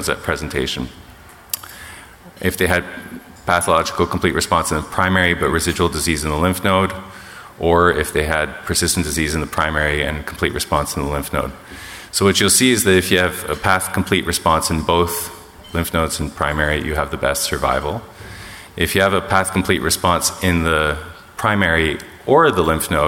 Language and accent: English; Canada; I'm Canadian.